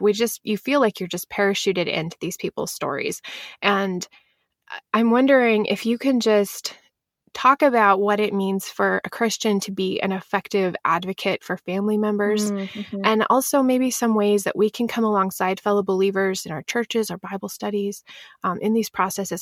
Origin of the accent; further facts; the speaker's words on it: Pacific Northwest, United States; I'm from the Pacific Northwest